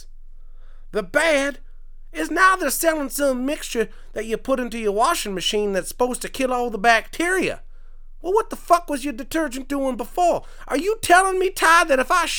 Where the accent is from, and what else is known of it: Quebec, Canada; born or raised there